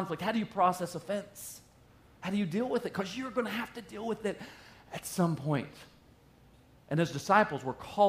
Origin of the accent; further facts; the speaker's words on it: the South, United States; moved away as an adult; now in Wisconsin, United States; I moved up from the South